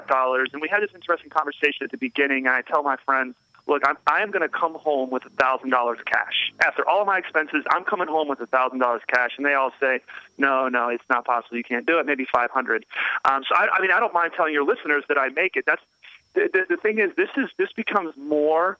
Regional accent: Raleigh, North Carolina, United States; I'm from Raleigh, North Carolina

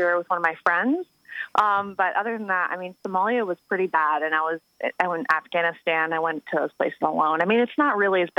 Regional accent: Connecticut, United States; moved away; also born or lived in Los Angeles; I'm from Connecticut, actually.

